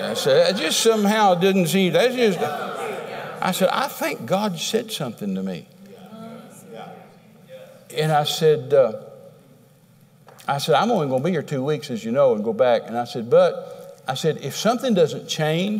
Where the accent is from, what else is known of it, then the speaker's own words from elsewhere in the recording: Texas, United States; I'm a Texan